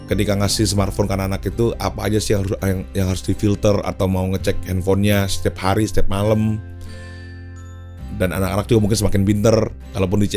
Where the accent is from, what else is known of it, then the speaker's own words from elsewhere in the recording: North Sumatra, Indonesia; gue ini ada bataknya kan ya gue tuh karo um, tapi muslim di daerah gue tuh dulu di kota gue tinggal itu eh, mayoritas itu adalah orang-orang Melayu